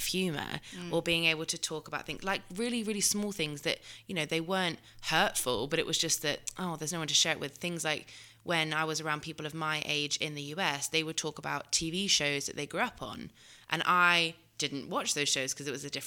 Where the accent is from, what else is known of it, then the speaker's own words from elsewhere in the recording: United Kingdom; accent: British; moved away as an adult; now in United States; I was born in the UK, but I was registered as an American born abroad.